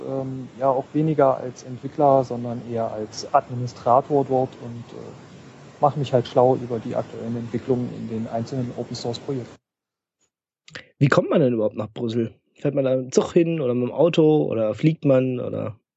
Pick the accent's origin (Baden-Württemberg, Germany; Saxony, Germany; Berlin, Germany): Saxony, Germany; Leipzig; Also ich komme aus Leipzig, von dem her sind siebeneinhalb Stunden Zugfahrt, aber das geht schon.